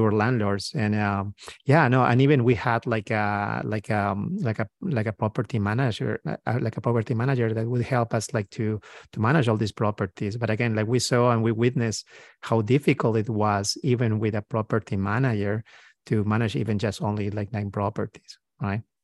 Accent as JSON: {"language": "English", "country": "Peru", "moved": "as an adult", "lives_now": "United States", "said": "I'm, uh, from South America. I'm, uh, from, from Peru."}